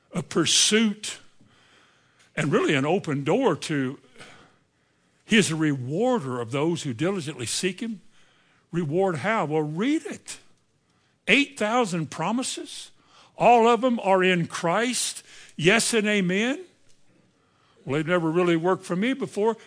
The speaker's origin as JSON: {"language": "English", "region": "Indiana", "country": "United States", "tie": "born or raised there", "said": "I think I was raised, maybe I was raised in Indiana"}